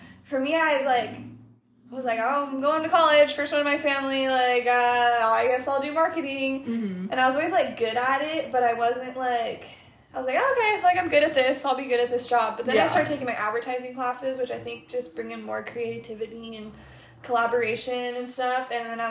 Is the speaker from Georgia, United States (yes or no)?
no; Tri-Cities, Washington, United States; moved away as an adult; now in Portland, United States; I'm originally from Tri-Cities, Washington, which is like lower eastern Washington, if you're familiar. It's really flat there, and the Columbia River goes through it, though, so that was always fun in the summers.